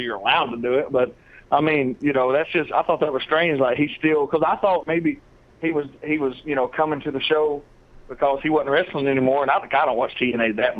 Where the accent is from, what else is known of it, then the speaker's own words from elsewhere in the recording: Dalton, Georgia, United States; I'm from Dalton, Georgia